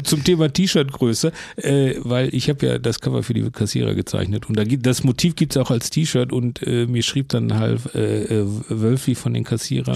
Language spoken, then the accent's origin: German; Herne, North Rhine-Westphalia, Germany; also born or lived in Bochum; ich bin Herne groß geworden und in Bochum dick